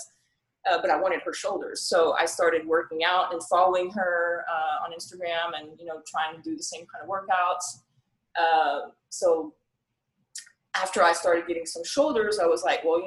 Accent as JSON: {"language": "English", "country": "France", "tie": "born or raised there", "also_born_or_lived": "Tyler, Texas", "moved": "yes", "lives_now": "Hawaii, United States", "said": "when I moved here from France. That's where I was born and raised"}